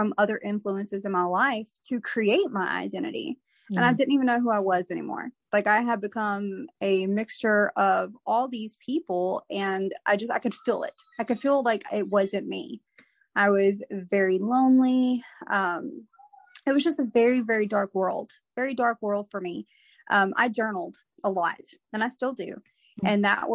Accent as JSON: {"language": "English", "region": "Texas", "country": "United States", "said": "I'm from Texas."}